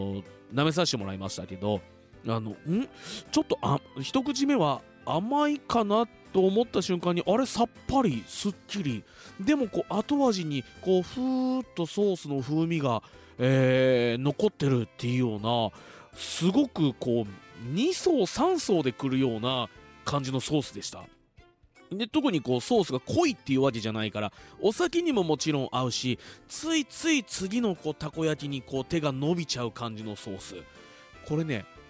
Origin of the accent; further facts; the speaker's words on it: Fuji, Shizuoka, Japan; 生まれも育ちも静岡県富士市